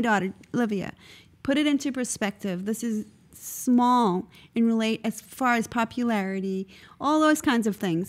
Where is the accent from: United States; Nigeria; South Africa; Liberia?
South Africa; moved away; when I grew up in South Africa